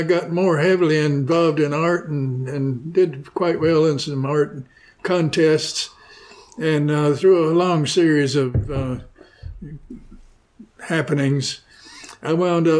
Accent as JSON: {"language": "English", "town": "Shelbyville", "region": "Tennessee", "country": "United States", "tie": "born or raised there"}